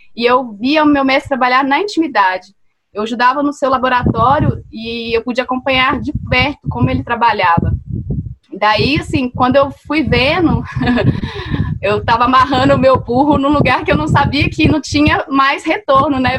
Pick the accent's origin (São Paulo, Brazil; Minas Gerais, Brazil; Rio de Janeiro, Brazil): Minas Gerais, Brazil; Mariana; moved away as an adult; also born or lived in Belo Horizonte; Eu cresci em Mariana, né, em Minas Gerais, e eu passei a minha infância vendo a minha mãe fazer sabão artesanal